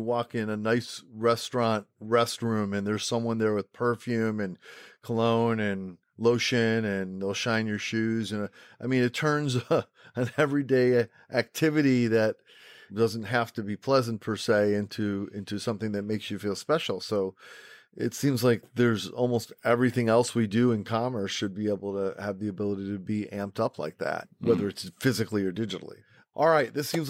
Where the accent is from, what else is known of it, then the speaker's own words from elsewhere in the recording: Rochester, New York, United States; I'm originally from Rochester, New York, and we have a saying in Rochester that's probably true in other places.